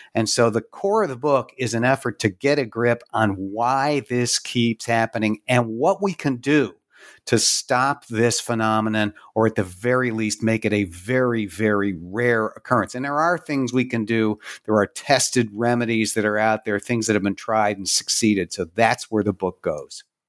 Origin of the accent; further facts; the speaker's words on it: Pittsburgh, Pennsylvania, United States; here in Pittsburgh, my hometown